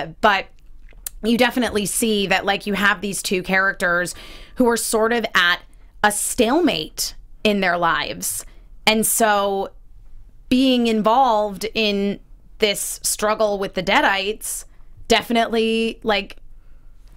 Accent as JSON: {"language": "English", "region": "Connecticut", "country": "United States", "moved": "yes", "said": "I'm from Connecticut originally"}